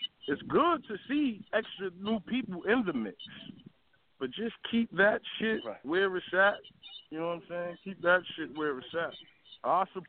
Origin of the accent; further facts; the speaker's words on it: New Jersey, United States; I'm from New Jersey